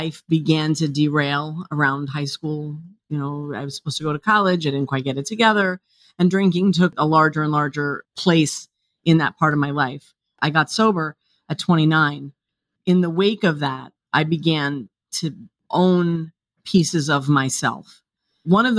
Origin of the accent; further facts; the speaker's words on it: New York, United States; I grew up here in New York